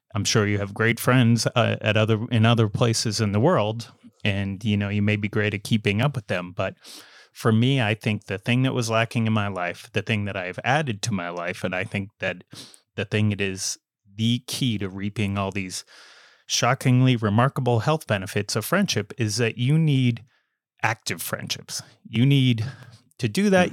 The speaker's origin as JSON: {"language": "English", "country": "United States", "accent": "American", "said": "my American accent"}